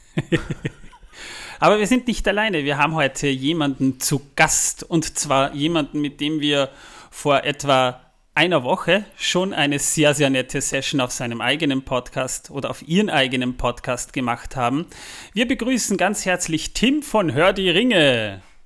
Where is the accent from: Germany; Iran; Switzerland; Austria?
Austria; the region of Zwettl, Lower Austria; aus meiner Region, wo ich herkomme, das Zwettler